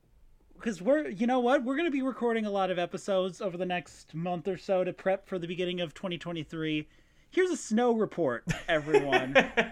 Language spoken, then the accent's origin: English; Midwest, United States; yeah, we're both from the Midwest.